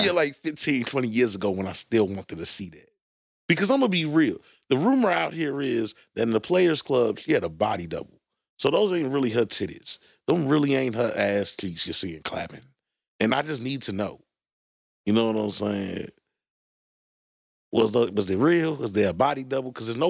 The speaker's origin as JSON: {"language": "English", "town": "Brooklyn", "region": "New York", "country": "United States", "said": "I'm from Brooklyn. It's all hood, baby."}